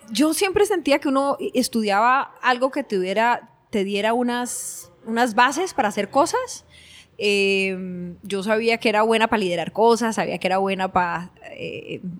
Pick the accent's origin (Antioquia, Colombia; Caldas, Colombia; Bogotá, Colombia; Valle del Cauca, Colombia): Valle del Cauca, Colombia; Cali; born there; hace 45 años nací en Cali, Colombia, de un eh, maestro y una secretaria